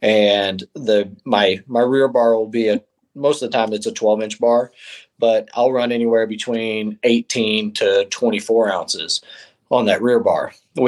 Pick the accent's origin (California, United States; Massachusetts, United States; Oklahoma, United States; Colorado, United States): Oklahoma, United States; Norman; also born or lived in East Coast; So I am from Norman, Oklahoma. I've basically been raised here, originally born up on the East Coast, but my whole family is all in the military, so we traveled all over and then settled down at Tinker Air Force Base